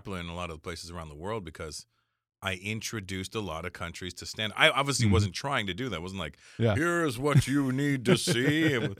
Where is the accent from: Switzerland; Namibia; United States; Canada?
Canada; Well, for me, because I'm also Canadian, so it doesn't really matter. I talk about it in my act right now because I said, look, I'm Canadian. I can't even vote in your country anyway.